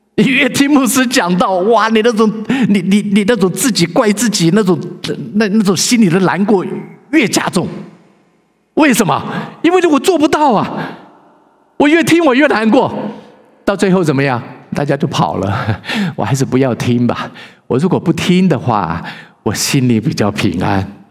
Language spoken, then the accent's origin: Chinese; China; now in Vancouver, Canada; 因为我们华人都认为有一位神